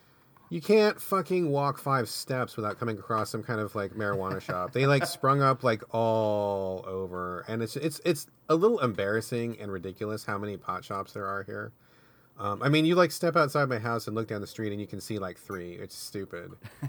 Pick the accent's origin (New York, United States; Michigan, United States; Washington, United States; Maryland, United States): Washington, United States; when I was growing up, I grew up outside of Seattle, not in Seattle, but outside, in a somewhat rural area of Washington.